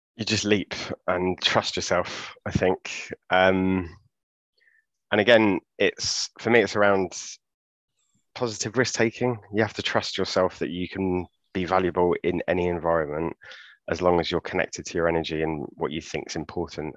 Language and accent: English; London, United Kingdom; grew up in Clapham